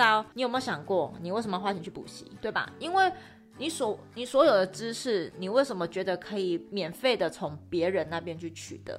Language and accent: Chinese; Tainan, Taiwan; moved away; 我是台南人